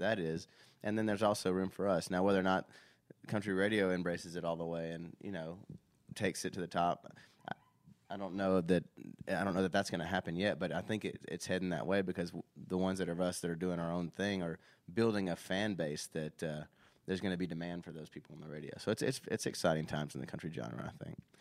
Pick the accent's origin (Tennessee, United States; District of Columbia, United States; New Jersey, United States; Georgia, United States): Tennessee, United States; Nashville; I grew up in Nashville.